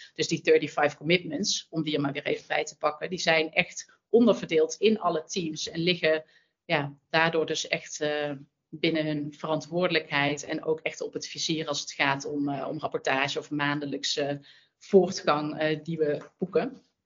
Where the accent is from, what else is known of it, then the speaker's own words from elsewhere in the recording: North Brabant, Netherlands; accent: zachte G; moved away as an adult; now in Amsterdam, Netherlands; Mijn zachte G verraadt het al, een Brabander, maar wel al twintig jaar in Amsterdam